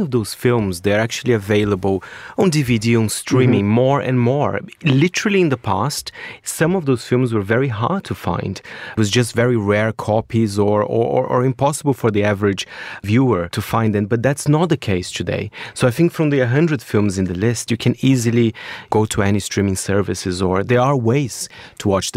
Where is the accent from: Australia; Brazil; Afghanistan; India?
Brazil; moved away; my home country, Brazil